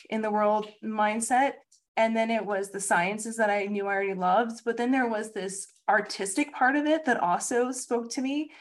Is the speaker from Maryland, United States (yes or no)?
yes; Maryland, United States; also born or lived in Pennsylvania; now in Delaware, United States; I was born in Pennsylvania, grew up in Maryland, but I've called Delaware my home for the last 10 plus years